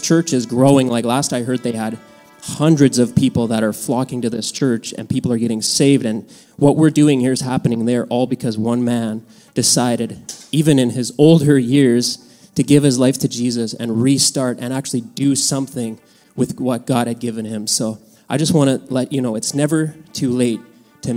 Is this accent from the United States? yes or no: no; Mexico; moved away; I was born in Mexico, and my dad farmed there for many, many years